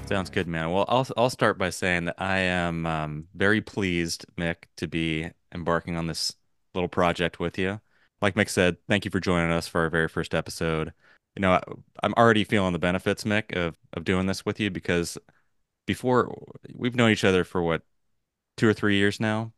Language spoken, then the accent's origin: English; Los Angeles, California, United States; I mentioned I'm from Los Angeles, born and raised. I've lived my whole life here out on the West Coast.